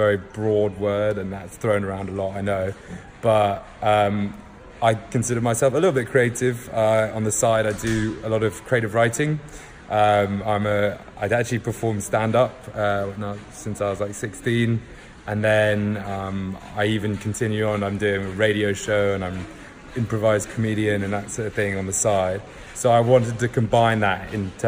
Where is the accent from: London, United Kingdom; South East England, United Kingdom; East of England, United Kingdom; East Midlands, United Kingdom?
London, United Kingdom; also born or lived in Salisbury; I was actually born in Salisbury, not London, where I actually ended up living for the most of my childhood. But so I'm from London